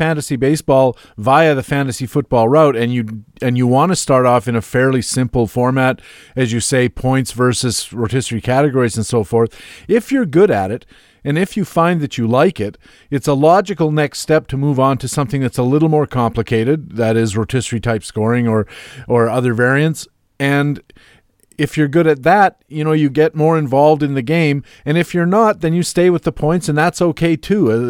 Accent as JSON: {"language": "English", "country": "Canada", "said": "being Canadian"}